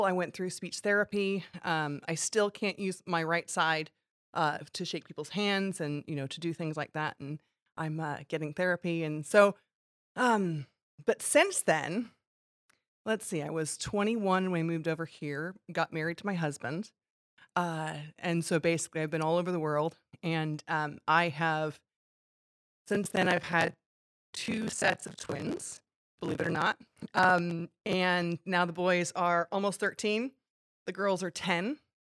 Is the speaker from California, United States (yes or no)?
yes; California, United States; also born or lived in Hong Kong; I was born in Hong Kong at a young age. My mom was in Hong Kong as a teacher. My dad was in Hong Kong as a police officer. And then we moved to California.